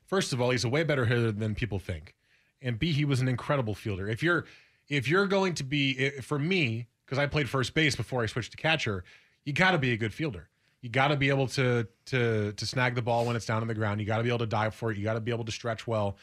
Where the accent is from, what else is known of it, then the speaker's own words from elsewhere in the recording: United States; I grew up in New York or New Jersey